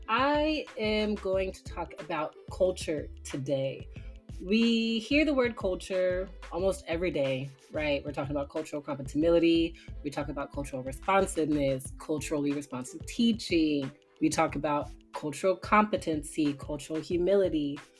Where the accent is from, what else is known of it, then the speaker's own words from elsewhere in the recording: Tulsa, Oklahoma, United States; born there; also born or lived in Washington D.C. / Houston, United States; So, my background, I was born in Tulsa, Oklahoma, so I have some Midwestern influence. I moved to Washington, D.C., so I have that Northeast big city influence. Then I moved to Houston, Texas, where I have that down south big city influence.